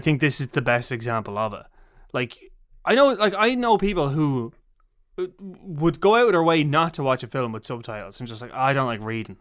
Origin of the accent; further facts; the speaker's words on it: Ireland; we're being Irish